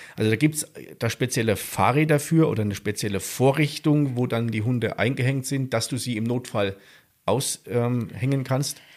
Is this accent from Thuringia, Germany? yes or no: yes; South Thuringia, Germany; in Südthüringen, da wo ich herkomme